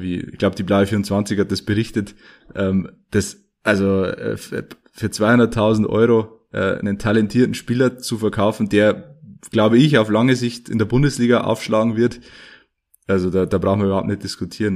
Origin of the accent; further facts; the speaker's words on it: Ruhmannsfelden, Bavaria, Germany; in Rumansfelden zu Gast, in meiner Heimat